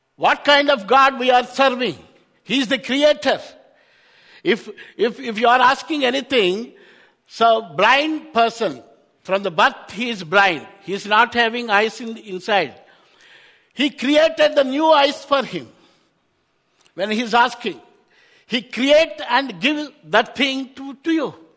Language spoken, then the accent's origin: English; Hyderabad, Telangana, India; I am from Hyderabad, India. Back in India, very uh, warm weather.